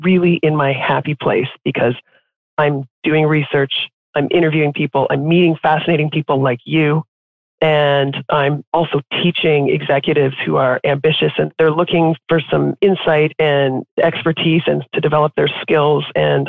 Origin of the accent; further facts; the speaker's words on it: Canada; except to say that I am Canadian. I'm in Toronto right now, but when I was growing up, we moved around a lot within Canada.